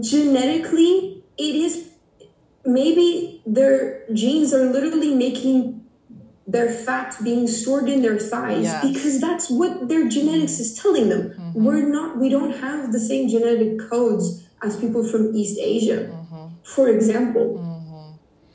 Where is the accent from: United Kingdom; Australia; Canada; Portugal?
Portugal; English is a second language; I'm from Portugal. For those who don't know, Portugal is a small country in the west of Europe.